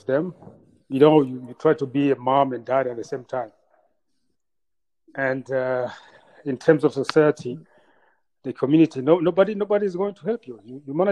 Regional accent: Bujumbura, Burundi; moved away; also born or lived in Rwanda; I was born in Bujumbura, Burundi, and came back to Rwanda after genocide

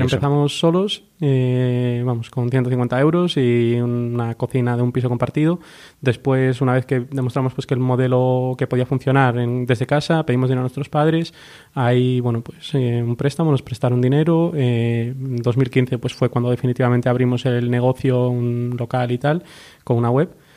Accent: Galicia, Spain; moved away as an adult; los dos somos de fuera, somos gallegos

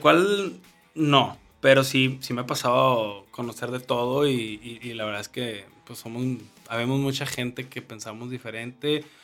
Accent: northern Mexico, Mexico; somos el norte de México

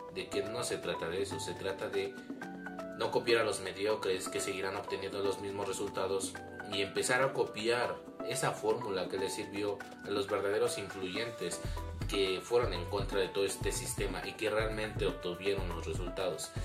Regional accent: Mexico; mi país, México

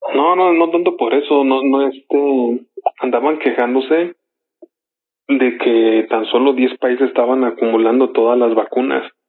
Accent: Mexico; somos mexicanos

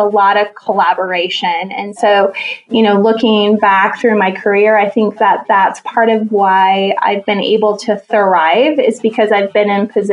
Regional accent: Jerome, Idaho, United States; So I grew up in Jerome, Idaho, and that area is called the Magic Valley.

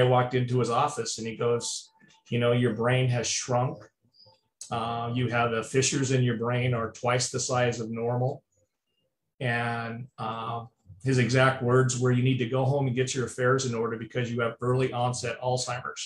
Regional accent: California, United States; moved away; also born or lived in Arizona; I was born in California

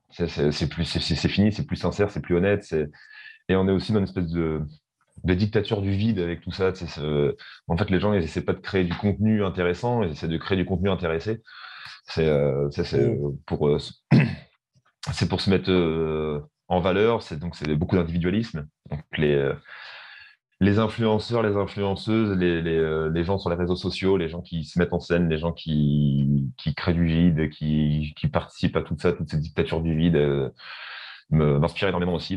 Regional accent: Rouen, Normandy, France; first language French; on est originaire de, de Rouen, en Normandie, donc en France.

